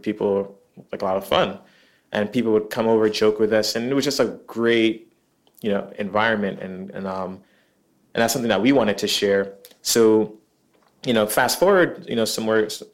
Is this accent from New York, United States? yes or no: yes; New York City, New York, United States; growing up in Queens is very diverse